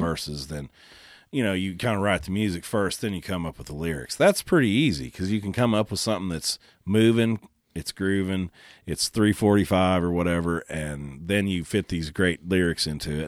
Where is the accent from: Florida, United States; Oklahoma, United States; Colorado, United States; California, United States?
Oklahoma, United States; growing up in Oklahoma